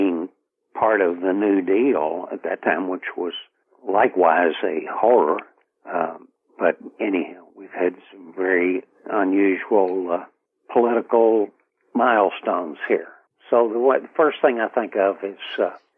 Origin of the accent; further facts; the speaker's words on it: Lexington, Kentucky, United States; also born or lived in Chattanooga, Tennessee / Liberty, Kentucky / Frankfort, Kentucky; I left there when I was 4 years old